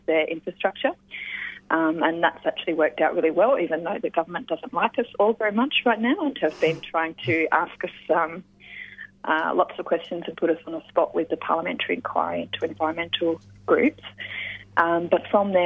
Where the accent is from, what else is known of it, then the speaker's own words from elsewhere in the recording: Western Australia, Australia; growing up in Western Australia, I was really lucky to have mentors and elders in the peace movement and environmental movement there